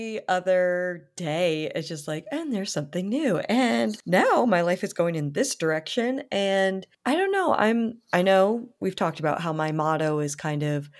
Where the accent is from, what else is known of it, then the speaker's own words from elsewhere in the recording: Canada; I have applied to go to a college to study to become a makeup artist in my home country of Canada.